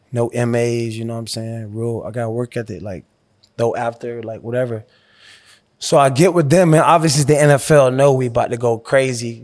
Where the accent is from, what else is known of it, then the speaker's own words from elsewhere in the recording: Miami, Florida, United States; moved away as an adult; growing up in Miami, Liberty City, you know, I had to bounce around